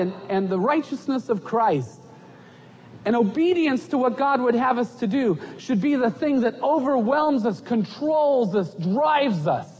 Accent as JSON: {"language": "English", "country": "United States", "also_born_or_lived": "Egypt", "moved": "as an adult"}